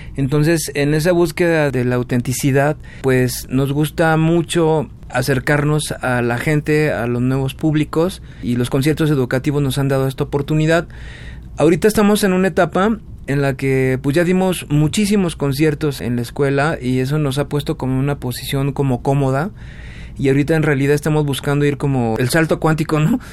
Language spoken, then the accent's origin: Spanish; Mexico; tú como mexicano